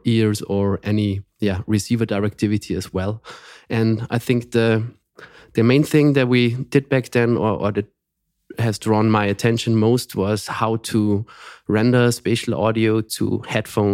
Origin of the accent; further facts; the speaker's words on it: Austria; also born or lived in Graz; Yeah, I'm from Austria, and we are based in Graz